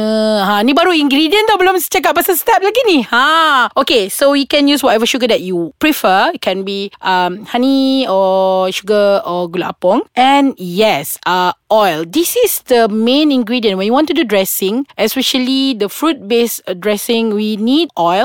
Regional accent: Sarawak, Malaysia; I'm from Sarawak

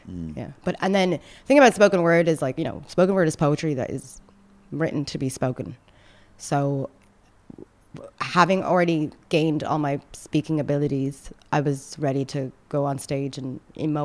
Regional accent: Ireland; accent: sounds like Conor McGregor; moved away as an adult; also born or lived in Sudan / Saudi Arabia; now in Dubai, United Arab Emirates; where are you really from? I'm like, okay, Ireland

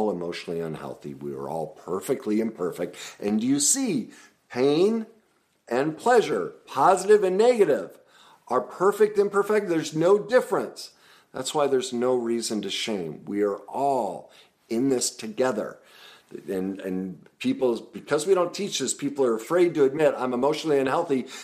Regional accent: United States

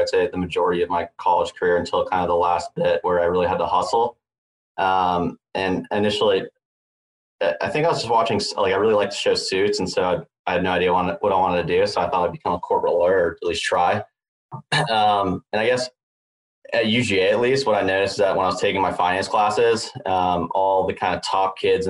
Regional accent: Atlanta, Georgia, United States; moved away as an adult; now in Los Angeles, United States; So I guess I grew up in Atlanta, went to the University of Georgia

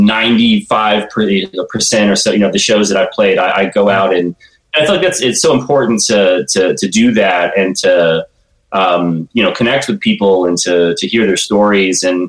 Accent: Tallahassee, Florida, United States; I'm from Tallahassee

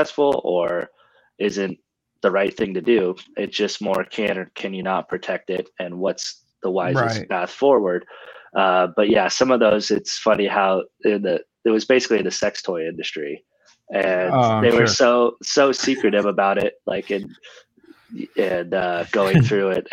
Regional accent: Sebastopol, California, United States; growing up in Sonoma County

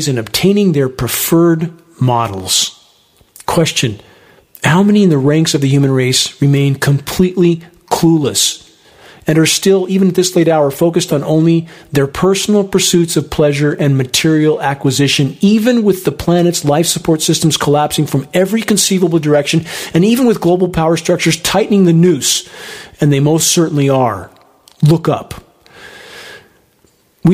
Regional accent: Upland, California, United States; moved away; I grew up in Southern California, in the small capital of the world, in Upland, California

